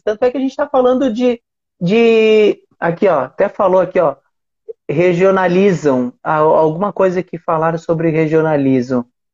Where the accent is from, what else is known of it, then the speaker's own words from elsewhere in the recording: Uruguaiana, Rio Grande do Sul, Brazil; eu sou da, de Uruguaiana. Uruguaiana é fronteira com o Passo de Los Libres